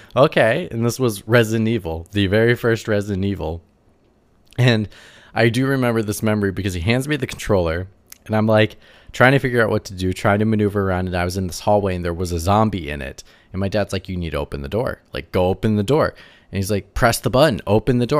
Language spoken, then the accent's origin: English; Wisconsin, United States; I'm from the Midwest, so I'm from, like, Wisconsin